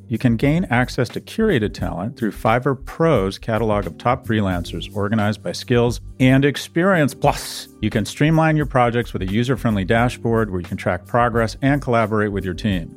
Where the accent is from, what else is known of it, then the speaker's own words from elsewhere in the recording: Los Angeles, California, United States; I grew up in Westwood